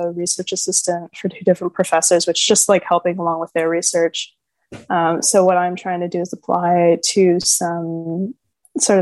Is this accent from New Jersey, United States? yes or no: no; California, United States; also born or lived in Santa Barbara, California; I'm from California.